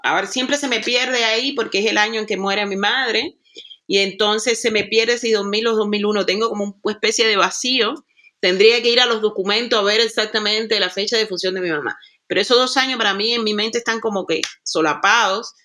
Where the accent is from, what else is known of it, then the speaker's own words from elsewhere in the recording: Cuba; now in Germany; una cubana que vive en el territorio que se, que se le conoce como Europa, específicamente en Alemania.